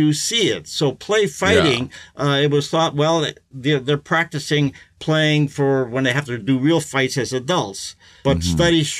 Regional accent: Milwaukee, Wisconsin, United States; I was raised in the Midwest, in Wisconsin

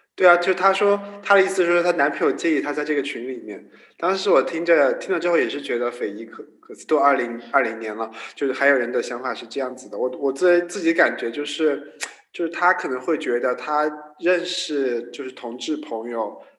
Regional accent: China; 我们中国人的家庭观就是很重嘛

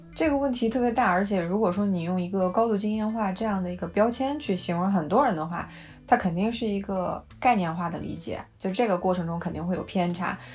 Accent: China; moved away; 对于我们中国人来说，其中还有很大一部分没有考量到，就是我们的餐桌的幸福指数

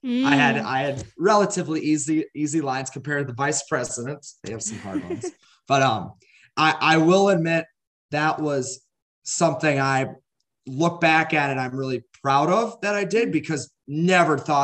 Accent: Goodhue, Minnesota, United States; I'm from Goodyear, Minnesota. I grew up on a around 200 cow dairy farm

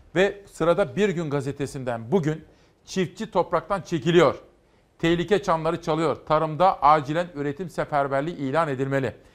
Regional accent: Simav, Kütahya, Turkey; moved away; benim doğup büyüdüğüm Kütahya Simav'da

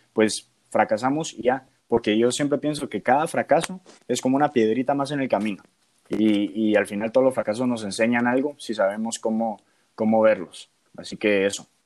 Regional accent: Guatemala; moved away as an adult; cuando me fui de Guatemala la primera vez

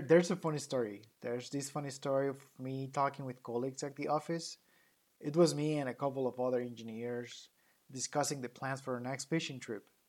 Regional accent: Mexico; accent: thick Latino accent; English is a second language; now in United States

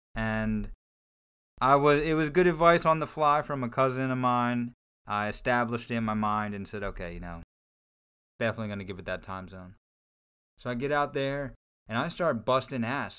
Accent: New Jersey, United States; moved away as an adult; I'm from near Philadelphia, I'm from South Jersey

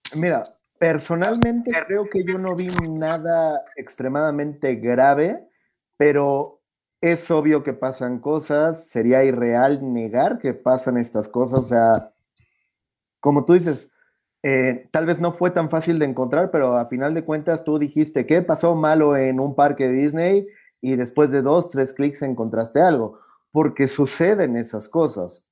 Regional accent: Mexico; yo soy el mexicano

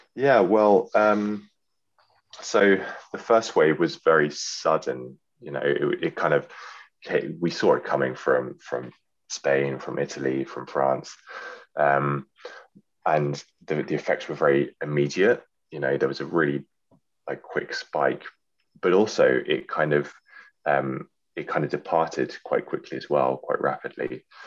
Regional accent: London, United Kingdom; moved away; also born or lived in Yorkshire; it's my hometown.

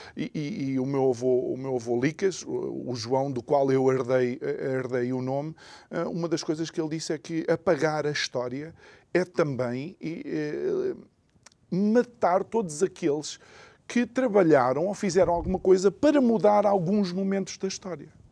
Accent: Angola; eu sou angolano, filho de angolano

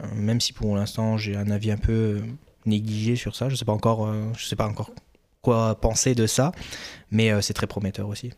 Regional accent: France; moved away as an adult; now in Quebec, Canada

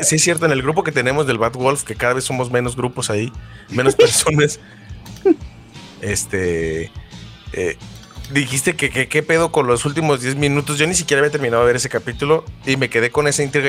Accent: Mexico; con Smallville aquí en México lo pasaban como a las 4 de la tarde cuando no, tenía cable yo era pobre

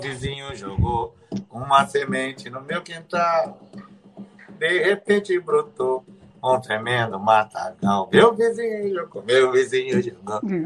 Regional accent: São Paulo, Brazil; also born or lived in Rio de Janeiro; Sou paulistano, nascido e criado na zona norte de São Paulo

